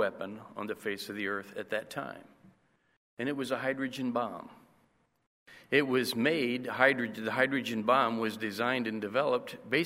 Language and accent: English; Indiana, United States; now in Costa Rica; I'm from Indiana